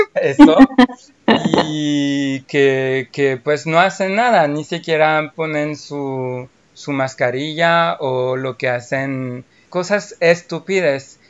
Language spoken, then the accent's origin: Spanish; France; Spanish is a second language; soy francés